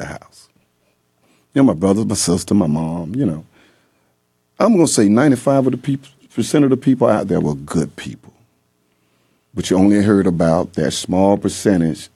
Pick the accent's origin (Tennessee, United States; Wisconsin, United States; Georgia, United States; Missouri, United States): Georgia, United States; Atlanta; moved away; We're from East Lake, live there 25, 30, 40 years